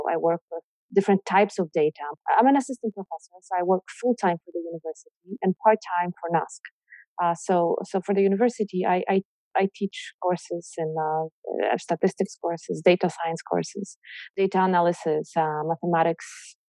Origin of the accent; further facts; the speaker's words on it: Poland; English is a second language; now in Canada; I'm Polish. I was born in Poland. But then I spent most of my life in Canada.